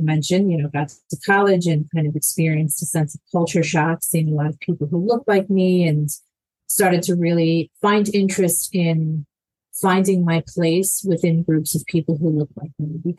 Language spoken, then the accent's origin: English; Long Island, New York, United States; also born or lived in Bogota, Colombia; I was born in Colombia, in Bogota, Colombia. And I grew up on Long Island in New York. I was adopted by two white parents, Italian-American, and I grew up in a neighborhood with not much diversity at all.